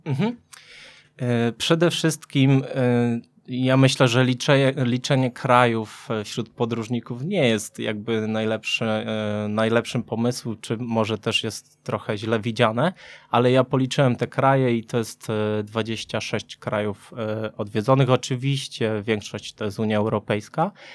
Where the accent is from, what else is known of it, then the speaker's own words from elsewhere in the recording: Subcarpathian Voivodeship, Poland; Ja pochodzę z Podkarpacia